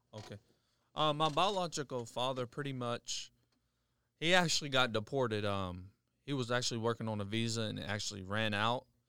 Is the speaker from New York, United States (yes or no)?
no; Charleston, West Virginia, United States; I've been born and raised in Charleston, West Virginia for pretty much all my life.